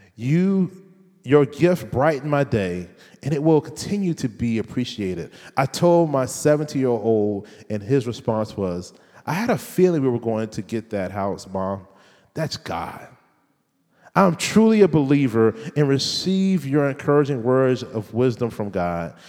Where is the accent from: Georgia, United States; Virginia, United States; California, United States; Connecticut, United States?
Virginia, United States; Richmond; I'm from Richland, Virginia